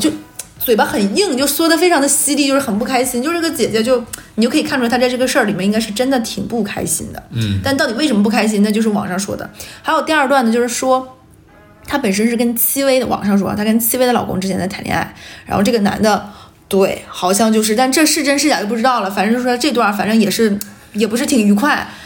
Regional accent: Northeast China, China; 我们几个人都是东北人

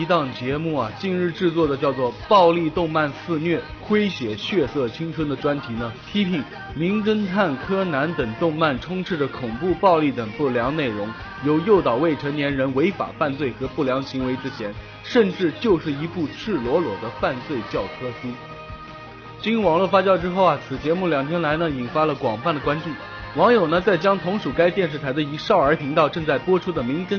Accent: China; 作为一个中国人，我真感到羞耻。

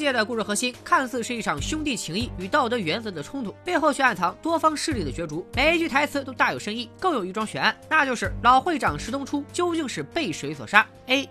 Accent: Qingdao, Shandong, China; 我老家是青岛市城阳区，因为韩国企业比较多，所以来自延边的朝鲜族也很多

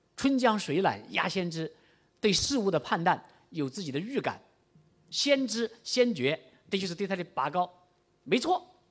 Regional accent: Chaozhou, Guangdong, China; 我们潮州人吃的牛肉丸那么大

